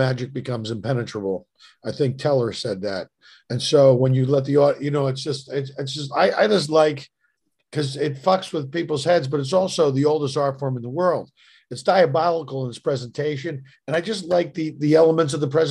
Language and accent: English; Philadelphia, Pennsylvania, United States; moved away; I was from Philly.